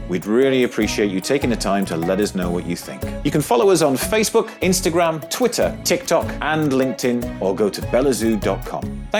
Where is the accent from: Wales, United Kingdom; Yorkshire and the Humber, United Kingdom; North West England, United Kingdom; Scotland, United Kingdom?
Yorkshire and the Humber, United Kingdom; Halifax; where I grew up in Halifax.